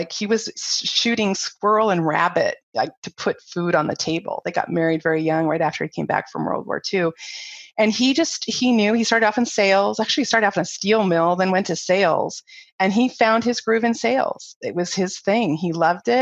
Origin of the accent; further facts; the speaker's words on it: Ohio, United States; moved away as an adult; also born or lived in Taiwan / Japan; I was from Ohio growing up in the cornfields